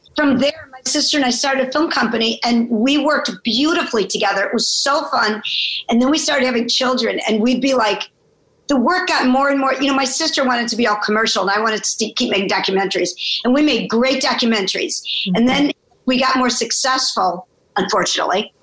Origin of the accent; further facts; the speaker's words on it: Chicago, Illinois, United States; moved away as an adult; now in New York City, United States; I was born in Chicago. I came to New York to go to college uh, at Barnard, and I never left